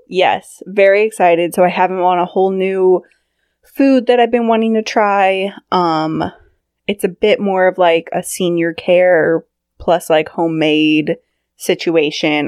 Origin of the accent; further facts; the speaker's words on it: Sacramento, California, United States; I grew up in Northern California in Sacramento.